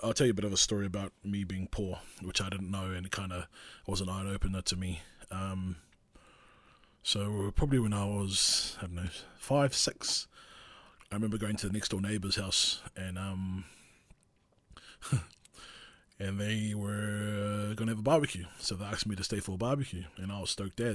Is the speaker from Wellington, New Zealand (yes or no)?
yes; Porirua, Wellington, New Zealand; English is a second language; growing up in Porirua, we were very broke.